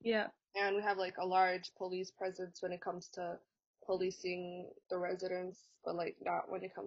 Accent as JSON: {"language": "English", "town": "Saint Paul", "region": "Minnesota", "country": "United States", "tie": "born or raised there", "said": "I'm 20 years old. I was born and raised in St. Paul, Minnesota, which is in the US. I grew up specifically in East St. Paul, which if you live in Minnesota, you know it's a like pretty violent area kind of."}